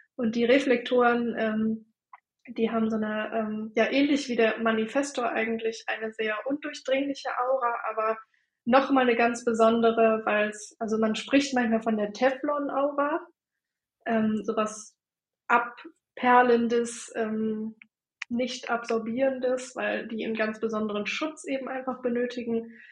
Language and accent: German; Bremen, Germany; ich komme äh, aus der Nähe von Bremen, wohne in Delmenhorst